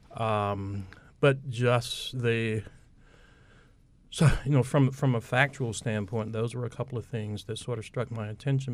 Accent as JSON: {"language": "English", "town": "Plymouth", "region": "North Carolina", "country": "United States", "tie": "born or raised there", "said": "I'm an Eastern North Carolina native. I'm from Plymouth, Washington County"}